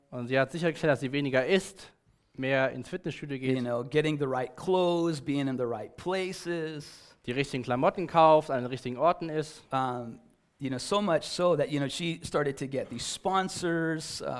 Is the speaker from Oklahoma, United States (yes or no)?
no; California, United States; For me, as as I was growing up in Southern California